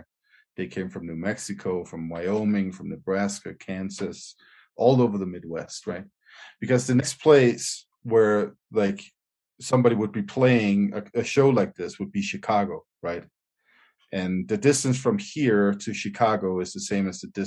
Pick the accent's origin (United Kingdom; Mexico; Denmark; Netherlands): Denmark; Jutland; my my home country Jutland